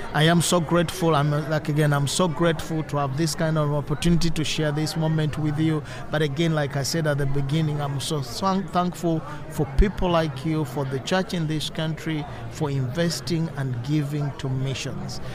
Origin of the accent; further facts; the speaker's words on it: Eastern Region, Uganda; I'm from Eastern Uganda and I live in Uganda